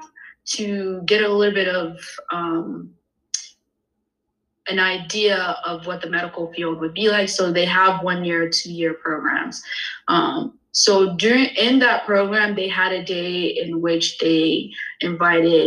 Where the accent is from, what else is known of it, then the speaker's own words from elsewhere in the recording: Indianapolis, Indiana, United States; also born or lived in Bloomington, Indiana / Philadelphia, Pennsylvania; I am originally from Indianapolis, Indiana.